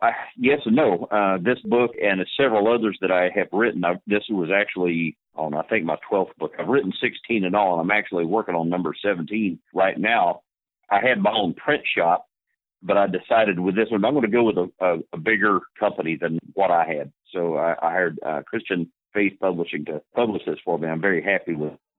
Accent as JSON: {"language": "English", "region": "Alaska", "country": "United States", "said": "I am an Alaskan"}